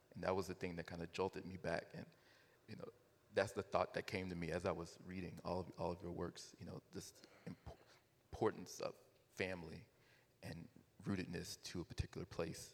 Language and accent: English; Southern Virginia, United States; growing up in Southern Virginia, which is the northern tip of the Black Belt